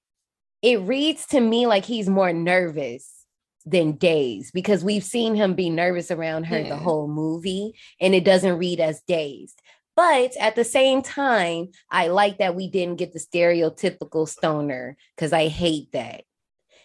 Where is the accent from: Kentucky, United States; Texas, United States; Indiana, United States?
Indiana, United States; Gary; I'm not from Chicago, I'm from Gary